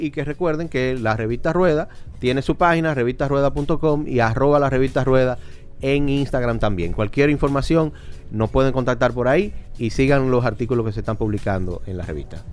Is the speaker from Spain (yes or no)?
no; Dominican Republic; nosotros los dominicanos